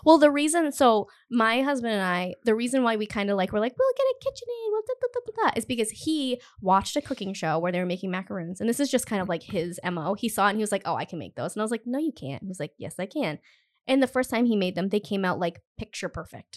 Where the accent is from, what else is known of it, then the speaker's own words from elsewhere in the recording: Cumberland, Rhode Island, United States; I grew up in Cumberland, which is, like, there's no main street in Cumberland